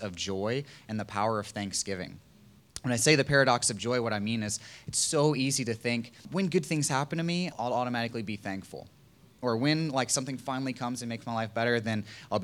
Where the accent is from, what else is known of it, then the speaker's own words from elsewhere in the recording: Virginia Beach, Virginia, United States; moved away; I'm from Virginia Beach